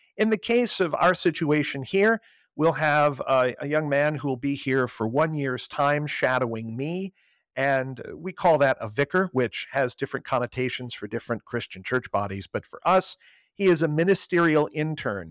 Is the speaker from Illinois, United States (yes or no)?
yes; Southern Illinois, United States; moved away as an adult; also born or lived in Fort Wayne, Indiana; now in Arlington, United States; I am originally from Southern Illinois, about an hour and a half southeast of Saint Louis, where I grew up